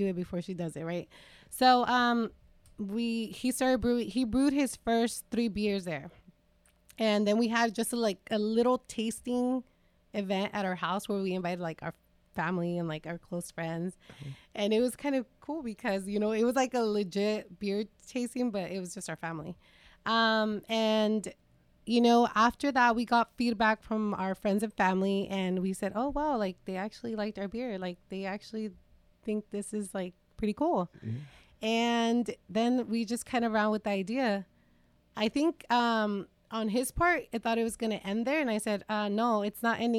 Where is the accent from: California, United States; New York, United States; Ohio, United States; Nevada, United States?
California, United States; Salinas; both of us born and raised in East Salinas